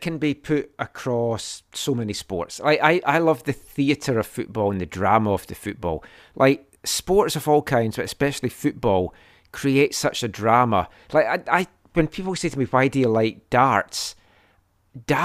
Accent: Glenrothes, Scotland, United Kingdom; Glenrothes as Juniors, which was a non-league side in my hometown.

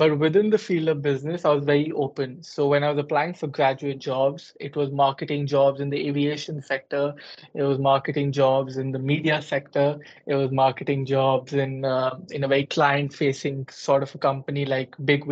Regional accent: Gurgaon, Haryana, India; moved away as an adult; also born or lived in Delhi, India; now in United Kingdom; I was born and bred in India, in particular in Delhi, or if people who are from India, they will know Gurgaon, which is close to Delhi. And I lived there up until the age of 18.

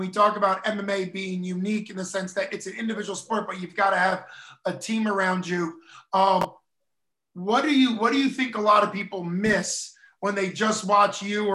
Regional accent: United States; being an American

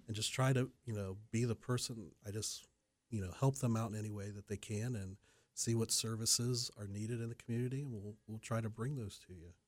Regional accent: London, Ohio, United States; I was born and raised in London, Ohio, about an hour away from Delaware

